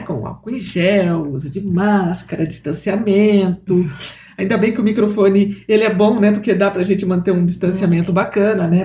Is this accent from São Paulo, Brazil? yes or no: yes; interior of São Paulo, Brazil; lá da minha cidade, do interior de São Paulo